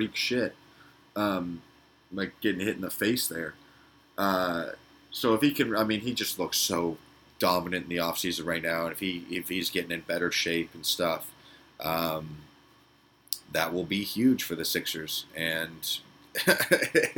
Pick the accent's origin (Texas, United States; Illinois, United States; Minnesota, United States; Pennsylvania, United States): Pennsylvania, United States; Philadelphia; born or raised there